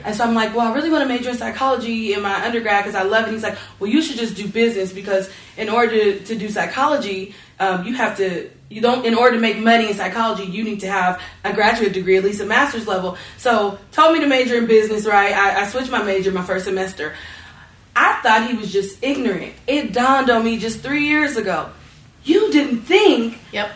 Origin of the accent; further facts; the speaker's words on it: North Las Vegas, Nevada, United States; I grew up in North Las Vegas, and I went to ATEC.